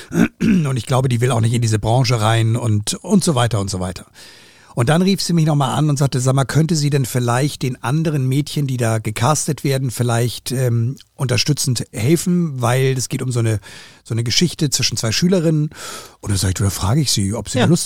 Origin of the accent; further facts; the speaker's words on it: Hamburg, Germany; Und damit habe ich auf jeden Fall meinen Soll als Hamburger